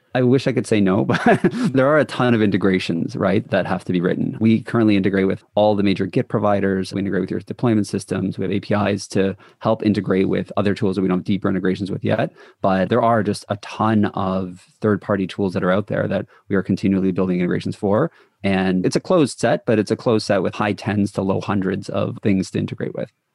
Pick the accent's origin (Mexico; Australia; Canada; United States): Canada; Toronto, Ontario; I'm from the Toronto area.